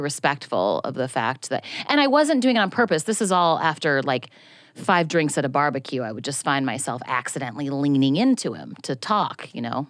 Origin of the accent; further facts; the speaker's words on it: Tigard, Oregon, United States; moved away; I'm from a town called Tigard, which is, like, fifteen minutes outside of Portland